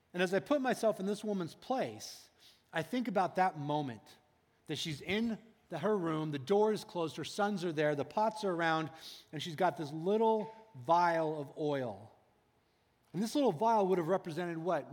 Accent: United States; as American people

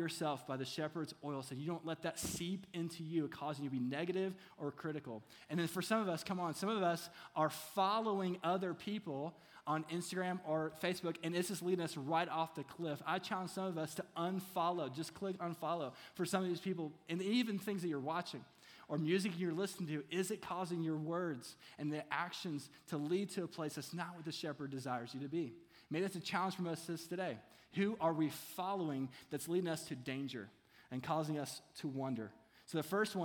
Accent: Kentucky, United States; I'm from Kentucky, so it's hard for me to say oil.

